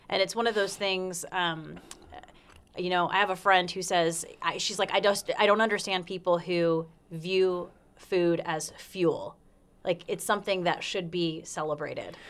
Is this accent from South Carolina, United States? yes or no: yes; South Carolina, United States; I grew up in South Carolina.